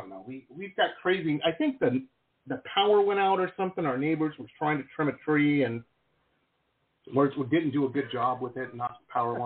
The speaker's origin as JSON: {"language": "English", "town": "Detroit", "region": "Michigan", "country": "United States", "tie": "born or raised there", "also_born_or_lived": "Boston / West Coast", "moved": "as an adult", "lives_now": "Florida, United States", "said": "I grew up in Metro Detroit, school in Boston, and lived out on the West Coast for a long time."}